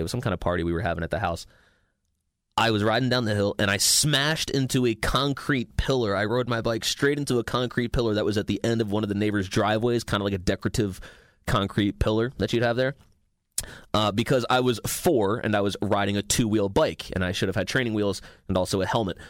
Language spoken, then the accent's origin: English; Maryland, United States; moved away as an adult; It's my hometown